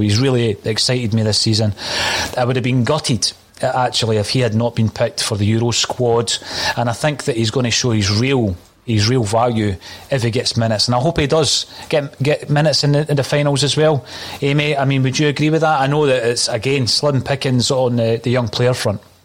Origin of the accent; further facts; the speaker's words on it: Dunfermline, Scotland, United Kingdom; in my home town, my home city, it is actually of Dunfermline